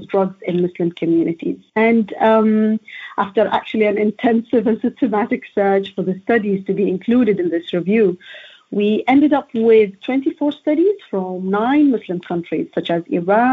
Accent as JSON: {"language": "English", "country": "Oman", "moved": "as an adult", "lives_now": "London, United Kingdom", "said": "So I am an international PhD student, actually. I'm from Oman."}